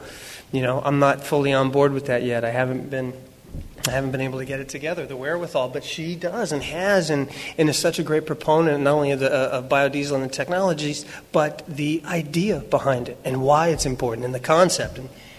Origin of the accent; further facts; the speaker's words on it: Fredericktown, Ohio, United States; moved away; I grew up in Ohio, Fredericktown, like it says on my coat. And it's a big agricultural community.